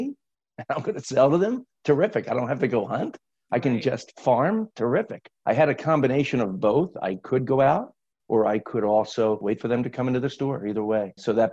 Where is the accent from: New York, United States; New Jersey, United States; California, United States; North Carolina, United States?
New Jersey, United States; North Wildwood; moved away as an adult; I grew up in South Jersey at a small beach town called North Wildwood. It's at the southern tip of New Jersey.